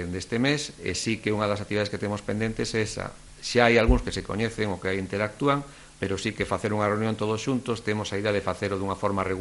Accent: Mugardos, Galicia, Spain; moved away as an adult; now in Ribadeo, Spain; Eu son de Mugardos

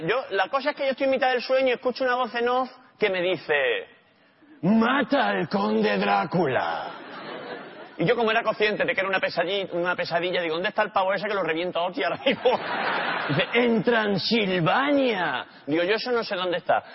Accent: Málaga, Andalusia, Spain; yo soy de Málaga

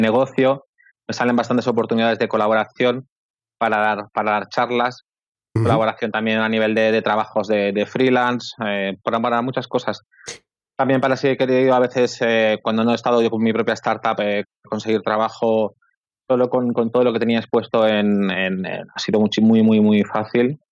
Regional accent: Barcelona, Catalonia, Spain; Yo soy de Barcelona

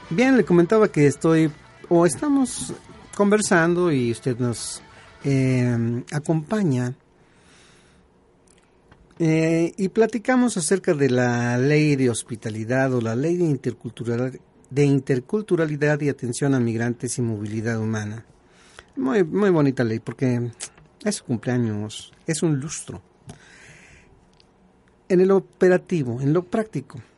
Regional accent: Mexico; Es bien cierto, yo también he sufrido la discriminación si estoy en Puebla, me dicen que hablo como chilango. Si estoy en mi rancho, me dicen eh, latu. Latu significa extranjero.

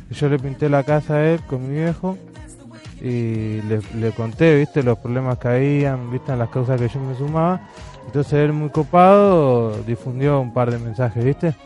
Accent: Los Polvorines, Buenos Aires Province, Argentina; zona norte, los polorines

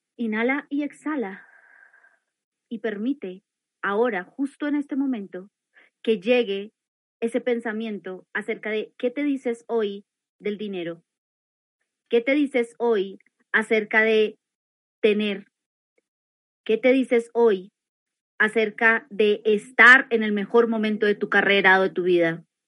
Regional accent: Colombia; aquí en Colombia, porque yo soy colombiana

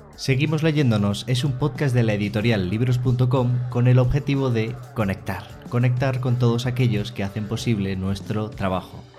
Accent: Fuenlabrada, Community of Madrid, Spain; yo soy de Fuenlabrada, por ahí por

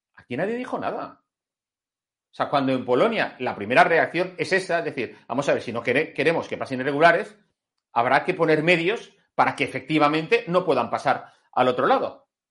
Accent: Spain; como español

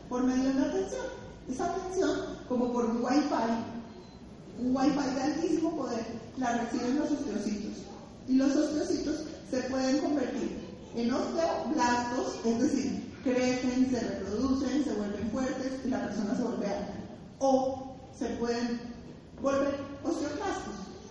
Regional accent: Bogotá, Colombia; yo soy una rola

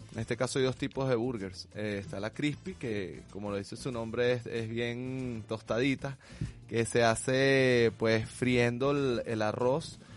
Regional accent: Venezuela; somos venezolanos

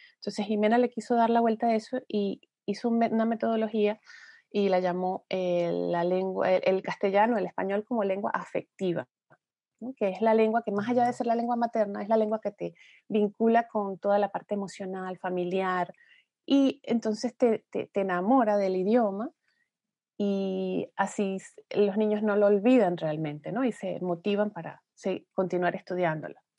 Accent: Venezuela; moved away; somos venezolanos, que estamos regados por todas partes del mundo

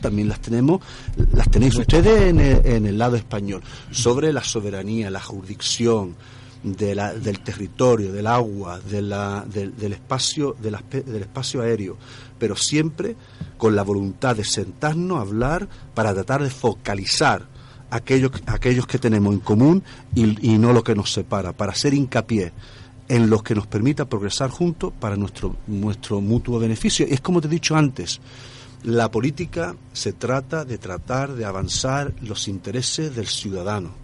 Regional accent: Gibraltar; mi pueblo, de Gibraltar

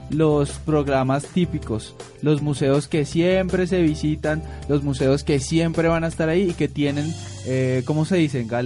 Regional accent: Bogotá, Bogotá Capital District, Colombia; los que no son de Bogotá, o tal vez los que somos de Bogotá, pero no hemos ido a todos estos museos.

